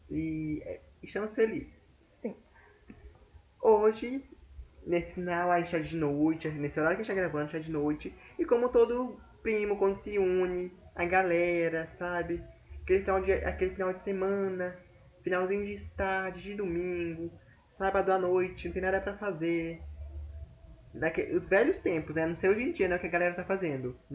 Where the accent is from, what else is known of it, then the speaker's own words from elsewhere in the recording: Maranhão, Brazil; Enfim, a gente é daqui do MA e a gente fala é a dedonha mesmo.